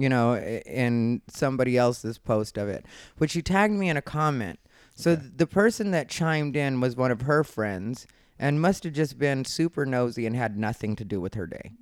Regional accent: Arizona, United States; I was raised in Arizona

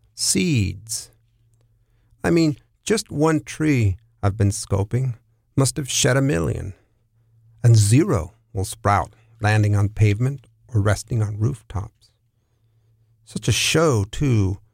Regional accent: San Diego, California, United States; also born or lived in San Francisco / New York City; now in New Orleans, United States; I'm originally from San Diego, California

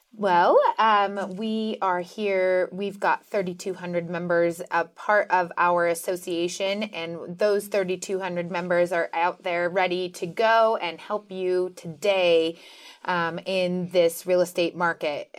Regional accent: Reno, Nevada, United States; I was born and raised here in Reno, and um, I love Nevada

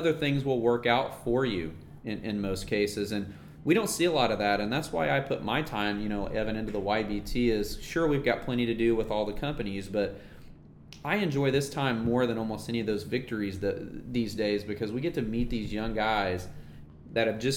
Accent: Norman, Oklahoma, United States; I'm from Norman

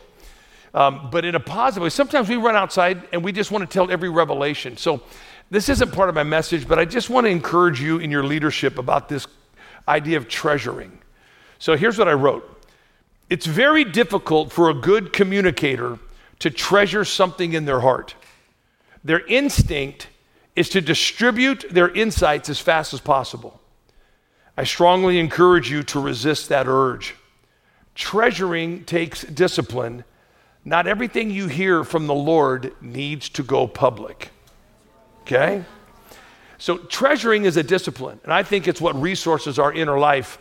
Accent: the Northwest, Pacific Northwest, United States; I grew up in the Northwest, lots of rain, lots of weeds.

